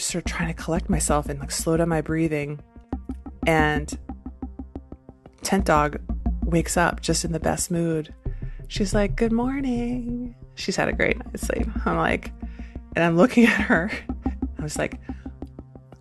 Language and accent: English; Syracuse, New York, United States; I am from Syracuse, New York